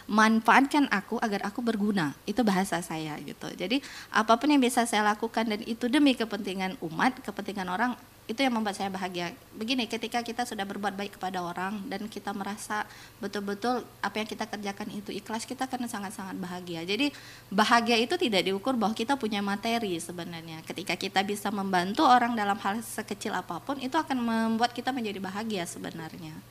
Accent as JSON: {"language": "Indonesian", "town": "Natuna", "region": "Riau Islands", "country": "Indonesia", "said": "Karena harapan saya sebagai anak Natuna"}